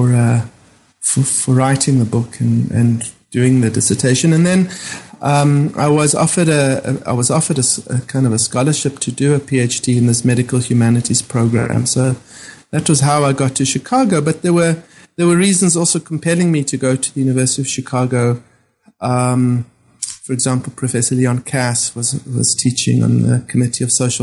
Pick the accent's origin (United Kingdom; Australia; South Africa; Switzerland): South Africa; moved away as an adult; growing up in South Africa and being trained as a doctor in South Africa